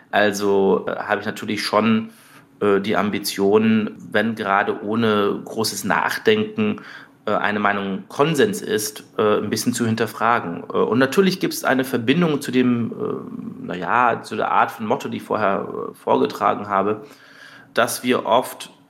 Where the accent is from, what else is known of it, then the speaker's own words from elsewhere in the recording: Munich, Bavaria, Germany; also ich bin äh, zum Teil in München aufgewachsen mhm. und dann eben auch zum Teil in kleineren Städten und in Dörfern.